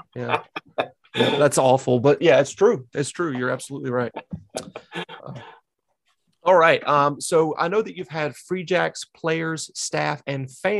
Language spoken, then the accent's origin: English; the Carolinas, United States; moved away as an adult; now in New England, United States; I'm from the Carolinas, born and raised there, came here 12 years ago.